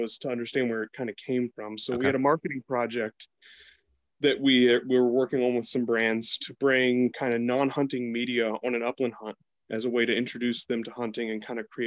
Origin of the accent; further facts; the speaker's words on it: East Coast, United States; moved away; I growing up on the East Coast